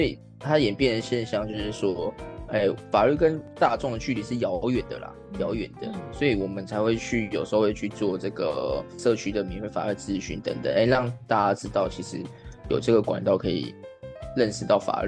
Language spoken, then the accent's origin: Chinese; southern Taiwan, Taiwan; 因为我本身是南部人呐，有高雄的事务所，所以很常去南部